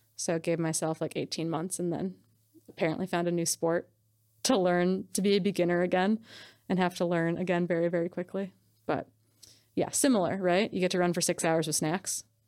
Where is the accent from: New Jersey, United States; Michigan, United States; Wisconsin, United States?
Wisconsin, United States; moved away as an adult; also born or lived in Montana; I grew up in Wisconsin, so I've been, like, shooting B B guns and guns since I was a little kid